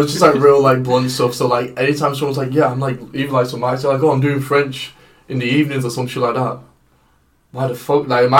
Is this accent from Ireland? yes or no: yes; Ireland; so I come from Ireland.